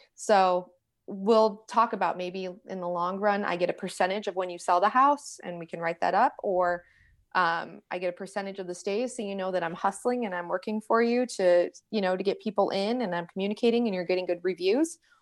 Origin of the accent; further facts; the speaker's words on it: New York, United States; now in Charlotte, United States; I'm from New York, so I do talk with my hands.